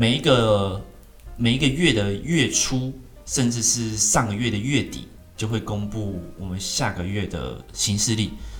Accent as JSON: {"language": "Chinese", "country": "Taiwan", "said": "我们台湾不是自己自创"}